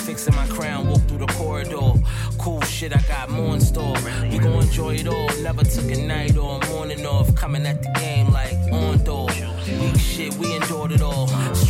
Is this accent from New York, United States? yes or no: yes; Harlem, New York, United States; You know I'm from Harlem, y'all.